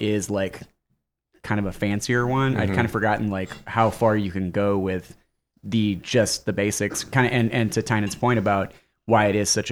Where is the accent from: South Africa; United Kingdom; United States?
United States; Texas